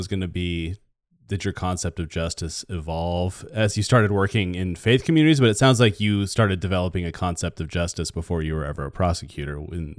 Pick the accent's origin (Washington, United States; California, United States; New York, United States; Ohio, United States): Washington, United States; Chattaroy; I grew up in Chatteroy.